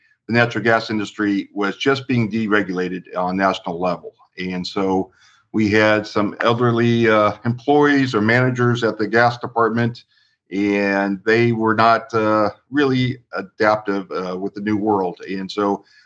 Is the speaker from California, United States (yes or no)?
yes; Long Beach, California, United States; I was born and raised in Long Beach